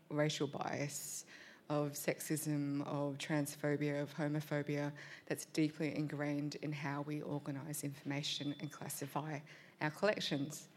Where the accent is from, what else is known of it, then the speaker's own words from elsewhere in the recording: Australia; first language English; I was born in Australia, English is my first language, but I have a complicated relationship with my Vietnamese heritage